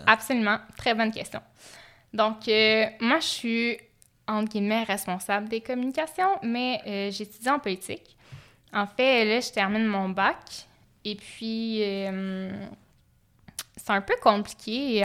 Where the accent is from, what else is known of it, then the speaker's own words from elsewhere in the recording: Sherbrooke, Quebec, Canada; je viens de Sherbrooke